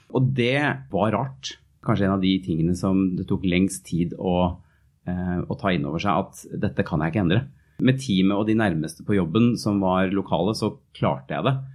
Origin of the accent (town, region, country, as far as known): Norway; moved away as an adult